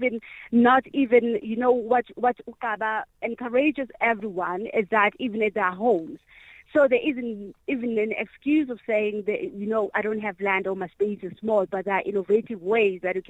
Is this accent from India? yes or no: no; Inanda, KwaZulu-Natal, South Africa; the place where I was born, in Inanda. I was born in Stop 8.